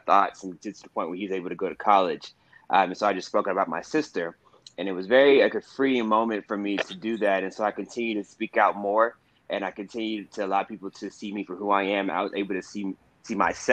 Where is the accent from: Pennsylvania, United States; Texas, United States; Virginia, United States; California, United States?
Texas, United States; Houston; now in New York City, United States; I am from Houston, Texas